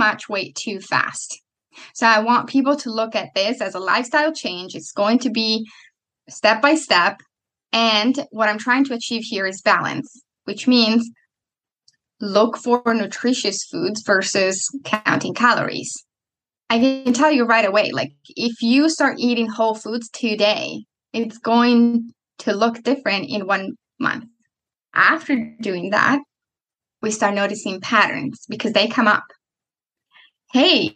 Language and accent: English; Italy; moved away; I'm coming from Italy